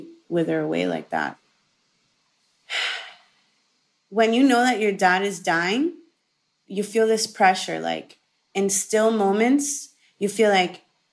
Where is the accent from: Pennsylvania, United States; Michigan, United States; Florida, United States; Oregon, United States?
Florida, United States; Miami; born and raised in Miami, Florida